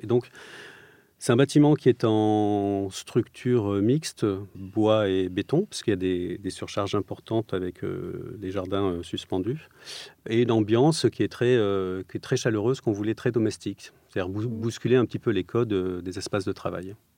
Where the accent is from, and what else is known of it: Provence-Alpes-Côte d'Azur, France; born or raised there; moved away; also born or lived in Strasbourg